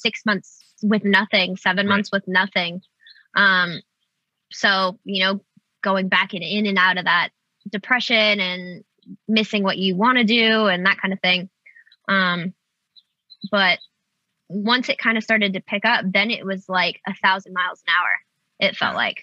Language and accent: English; Nebraska, United States; moved away as an adult; now in Los Angeles, United States; I grew up in Nebraska. I've only lived in LA for 6 years.